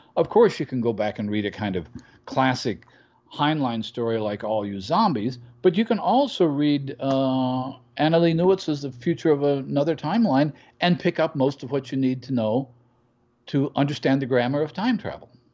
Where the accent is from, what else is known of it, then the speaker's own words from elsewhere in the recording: United States; from my perspective as an American